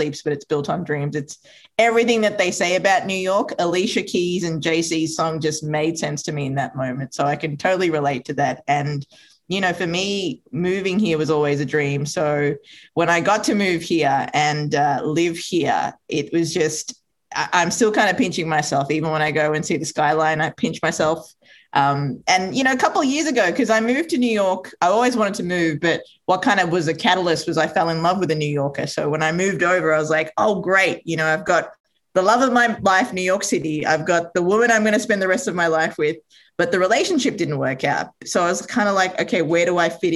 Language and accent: English; Australia; also born or lived in Sri Lanka; Sri Lanka, which is where I was born. So my mother moved us over when I was two with my sister and my father. And, you know, I grew up in Australia.